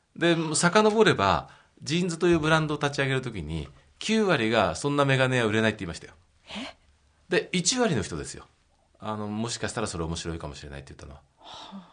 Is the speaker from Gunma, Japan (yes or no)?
yes; Maebashi, Gunma, Japan; now in Tokyo, Japan; 出身地は群馬の前橋です